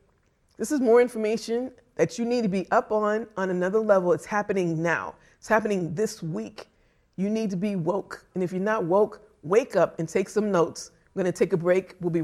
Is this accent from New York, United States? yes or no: no; Boston, Massachusetts, United States; So I grew up in Boston. I attended Boston Public Schools.